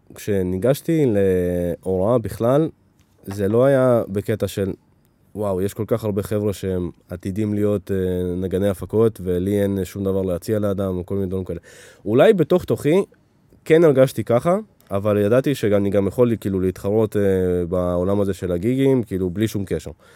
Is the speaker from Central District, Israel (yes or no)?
yes; Netanya, Central District, Israel; also born or lived in Ukraine; נולדתי באוקראינה, עלינו לפה ב- כשהייתי בן חמש, חמש וחצי, והשתכנו בנתניה